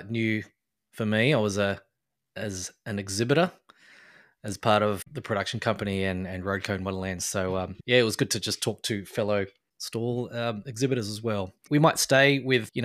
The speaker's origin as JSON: {"language": "English", "country": "Australia", "tie": "born or raised there", "moved": "yes", "lives_now": "New Zealand", "said": "I'm born and raised in Australia."}